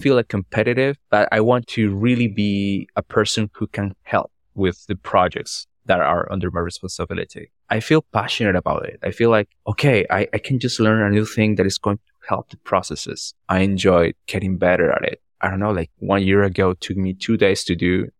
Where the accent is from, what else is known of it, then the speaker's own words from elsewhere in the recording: Orito, Putumayo, Colombia; English is a second language; I'm from Colombia.